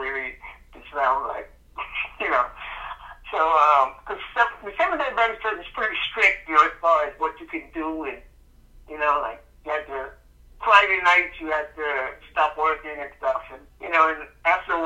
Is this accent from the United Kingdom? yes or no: no; Bahamas; moved away as an adult; also born or lived in United States / Naples, Florida / South Florida; now in Los Angeles, United States; I was born, here, but I grew up in the Bahamas